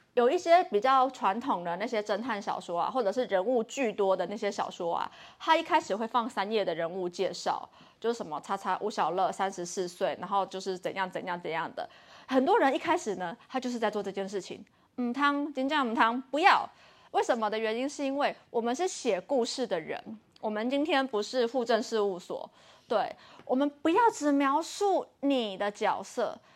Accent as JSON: {"language": "Chinese", "country": "Taiwan", "tie": "born or raised there", "said": "我从小在台湾的升学主义下"}